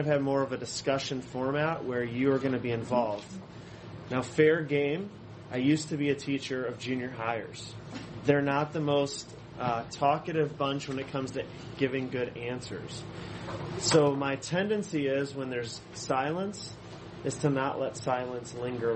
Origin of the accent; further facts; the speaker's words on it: Allen Park, Michigan, United States; also born or lived in Clearwater, Florida; I grew up here in Downriver, so I'm a Downriver boy. I grew up in Allen Park